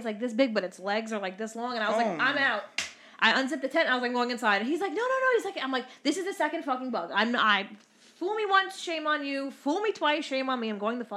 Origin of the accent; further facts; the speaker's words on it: New York City, New York, United States; I grew up in Brooklyn.